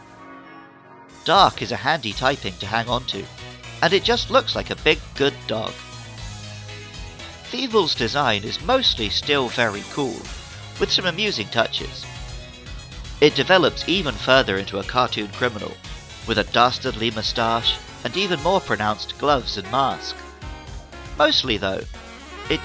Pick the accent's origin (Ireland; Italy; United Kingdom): United Kingdom; moved away as an adult; now in Japan; growing up in the British countryside